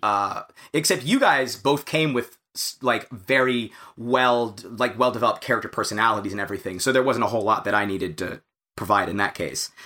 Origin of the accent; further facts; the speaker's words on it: United States; as an American